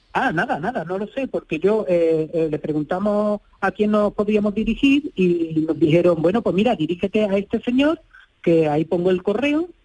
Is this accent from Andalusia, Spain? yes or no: yes; Seville, Andalusia, Spain; somos de Sevilla